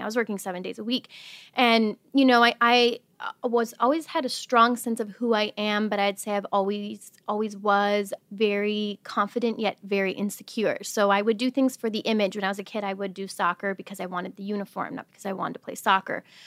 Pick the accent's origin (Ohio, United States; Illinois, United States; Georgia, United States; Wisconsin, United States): Wisconsin, United States; I'm originally from Wisconsin. I grew up in a very small town